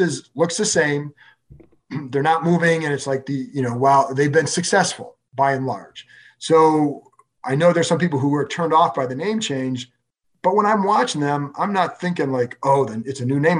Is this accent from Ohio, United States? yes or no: yes; Cleveland, Ohio, United States; moved away; I grew up in Cleveland.